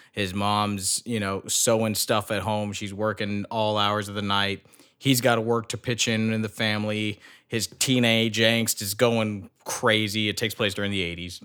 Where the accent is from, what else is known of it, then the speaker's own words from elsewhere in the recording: United States; as an American